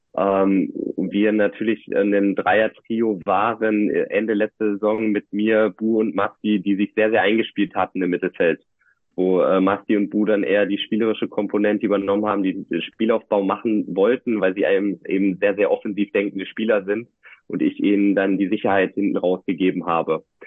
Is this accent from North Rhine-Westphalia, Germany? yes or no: yes; North Rhine-Westphalia, Germany; moved away as an adult; also born or lived in Merseburg; now in Leipzig, Germany; Ich bin äh, tatsächlich in Nordrhein-Westfalen groß geworden